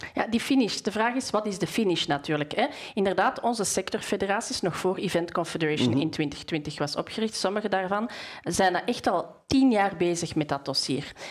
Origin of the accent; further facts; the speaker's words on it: Bornem, Flanders, Belgium; ik kom uit Bornem